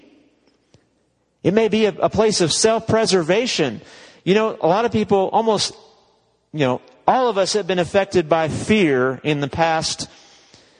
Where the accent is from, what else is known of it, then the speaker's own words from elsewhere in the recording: United States; now in West Texas, United States; American Christians